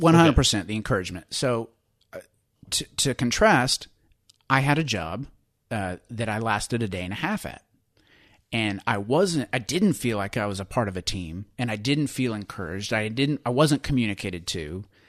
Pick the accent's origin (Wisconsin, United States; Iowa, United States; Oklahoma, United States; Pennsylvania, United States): Oklahoma, United States; Western; I grew up in Western Oklahoma